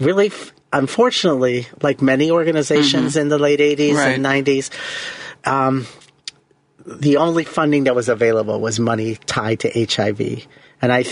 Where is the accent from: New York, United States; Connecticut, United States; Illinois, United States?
Illinois, United States; Chicago; I pretty much was born and raised in Lakeview and have lived pretty much on the north side of Chicago. I live in Edgewater now